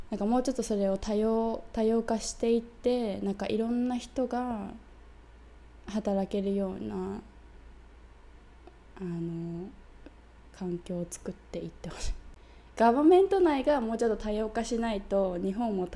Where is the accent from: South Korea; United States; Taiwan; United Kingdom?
United Kingdom; 私イギリス人だから